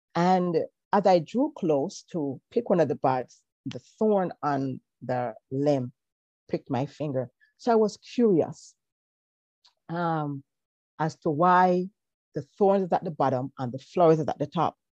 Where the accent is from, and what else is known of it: Kingston, Jamaica; born or raised there